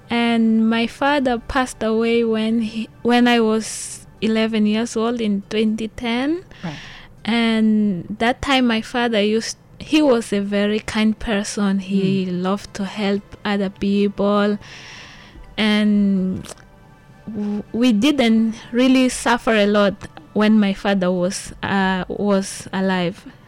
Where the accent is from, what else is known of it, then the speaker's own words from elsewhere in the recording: Maputo, Mozambique; moved away as an adult; now in Hualien, Taiwan; I am from Mozambique, the capital city of Mozambique, Maputo.